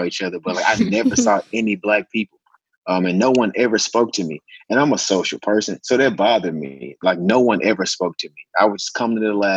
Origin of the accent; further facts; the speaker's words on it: Memphis, Tennessee, United States; now in Nashville, United States; I'm from Tennessee. Specifically, I'm from Memphis.